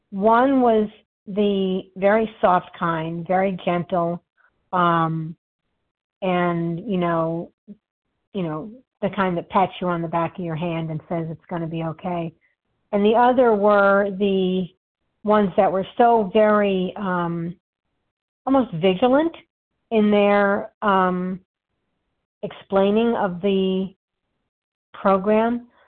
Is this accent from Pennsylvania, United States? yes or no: no; New York, United States; Always, I'm a New Yorker, I shoot from the hip, but I don't have to do so aggressively.